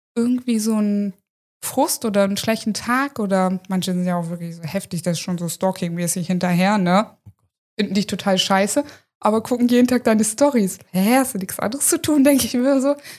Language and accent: German; Hanover, Lower Saxony, Germany; moved away as an adult; now in Friesland, Germany; ich komme ja wie gesagt aus Hannover ursprünglich und habe da auch immer gelebt